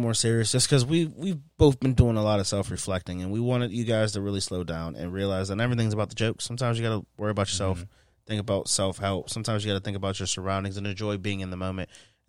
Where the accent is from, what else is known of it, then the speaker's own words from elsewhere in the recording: Pittsburgh, Pennsylvania, United States; don't forget, we're from Pittsburgh. Don't forget, everybody from Pittsburgh has to move to one of the Carolinas or Florida.